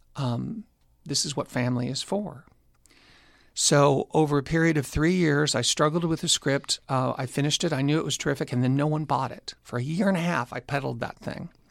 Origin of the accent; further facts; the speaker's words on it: Orange County, California, United States; also born or lived in Long Beach, California; I was born in Long Beach, but raised primarily in Orange County, California.